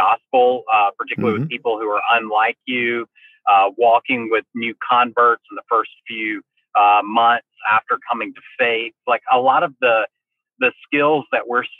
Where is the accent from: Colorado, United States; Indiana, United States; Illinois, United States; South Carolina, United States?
South Carolina, United States; I grew up in South Carolina